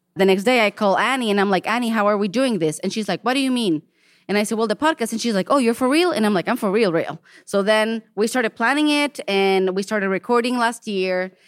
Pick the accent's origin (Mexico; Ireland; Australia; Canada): Mexico; now in Portland, United States; I was born and raised in Mexico